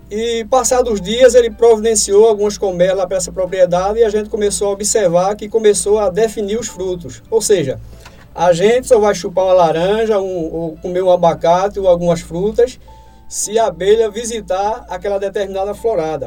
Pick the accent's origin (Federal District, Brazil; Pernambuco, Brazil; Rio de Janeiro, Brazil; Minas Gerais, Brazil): Pernambuco, Brazil; Lagoa do Carro; lá na minha cidade mesmo, em Lagoa do Carro